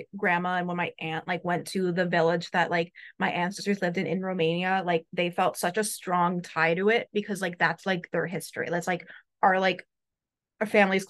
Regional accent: Illinois, United States; growing up in like the north suburbs, a lot of like Soviet immigrants here, like from all those countries, are like, I'm Ukrainian Jewish

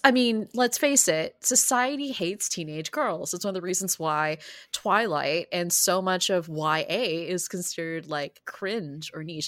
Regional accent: San Francisco, California, United States; my hometown, San Francisco

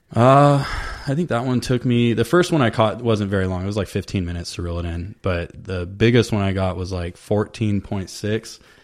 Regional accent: Vista, California, United States; also born or lived in Oceanside, California; now in Temecula, United States; I grew up in Vista, which is North okay. County, San Diego, and then I lived in Oceanside for a long time.

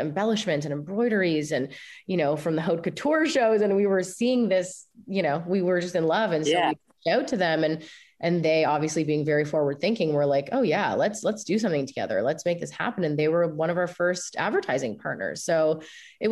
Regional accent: Canada; me, I think, being Canadian

